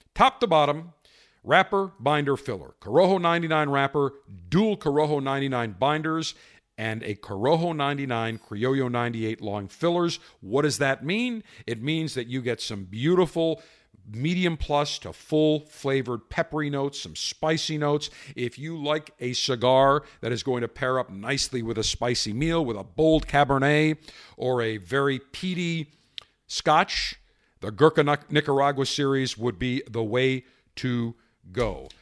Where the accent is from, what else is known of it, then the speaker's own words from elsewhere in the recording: Buffalo, New York, United States; as a kid growing up in Buffalo